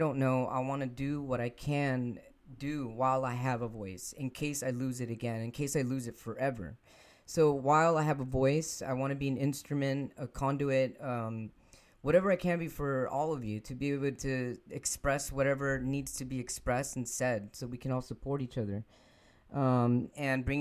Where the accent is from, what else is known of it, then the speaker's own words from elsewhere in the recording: Los Angeles, California, United States; I was born in Los Angeles, California